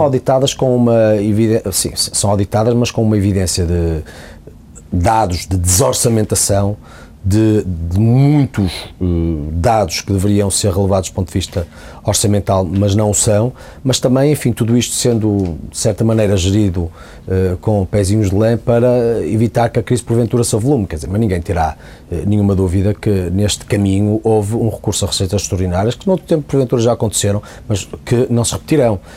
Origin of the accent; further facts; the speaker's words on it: Portugal; enquanto português